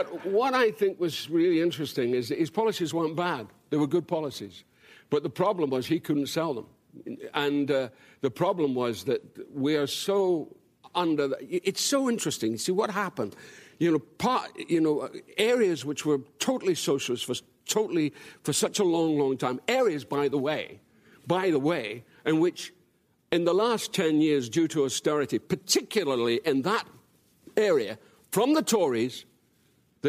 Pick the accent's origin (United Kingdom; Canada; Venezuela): United Kingdom; Dundee, Scotland; moved away; I grew up in a town called Dundee, which is my hometown.